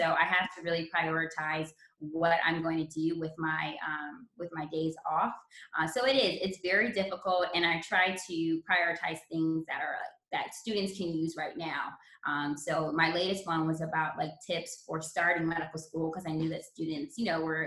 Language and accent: English; Los Angeles, California, United States; my hometown is Los Angeles.